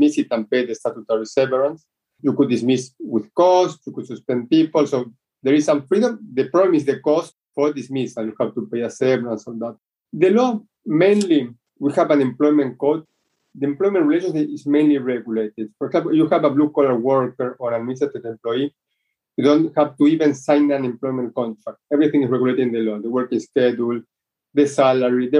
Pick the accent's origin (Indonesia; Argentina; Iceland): Argentina